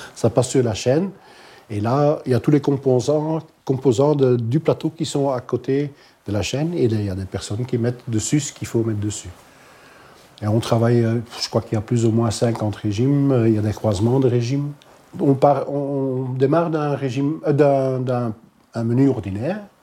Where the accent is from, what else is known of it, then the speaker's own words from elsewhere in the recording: Halle, Flanders, Belgium; first language Dutch; French is a second language; Je suis néerlandophone. Je viens de Halle.